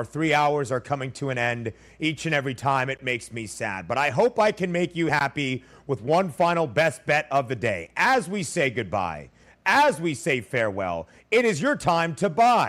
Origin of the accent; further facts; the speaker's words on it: Los Angeles, California, United States; moved away; my hometown of Los Angeles